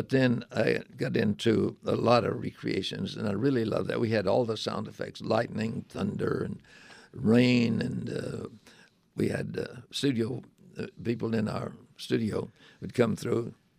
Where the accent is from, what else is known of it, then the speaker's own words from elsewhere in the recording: Louisiana, United States; also born or lived in Texas; now in Phoenix, United States; I was really from Louisiana